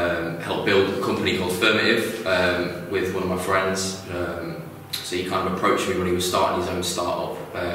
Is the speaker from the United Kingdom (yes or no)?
yes; Leeds, Yorkshire and the Humber, United Kingdom; moved away as an adult; now in Lincoln, United Kingdom; I'm originally from Leeds, but I moved to Lincoln about 4 years ago. Started studying here at uni, doing media production